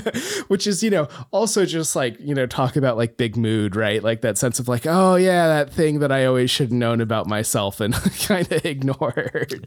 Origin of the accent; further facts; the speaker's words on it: Homer, Alaska, United States; moved away as an adult; Homer, my hometown